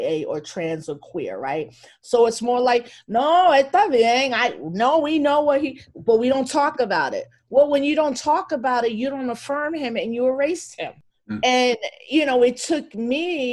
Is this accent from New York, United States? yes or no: yes; Elmsford, New York, United States; first language Spanish; English is a second language; also born or lived in Bronx, New York; now in Albany, United States; I was born in the Bronx, and then when I was 8, mom and dad moved us to Westchester County.